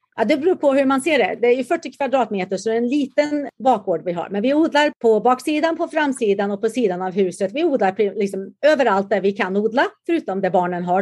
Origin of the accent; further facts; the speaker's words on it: Karlstad, Värmland, Sweden; moved away as an adult; also born or lived in Huskvarna, Småland; now in San Diego, United States; Jag är faktiskt född i Huskvarna i Småland och växte upp där och flyttade sedan till Karlstad. Så jag gick i skolan i Karlstad naturligtvis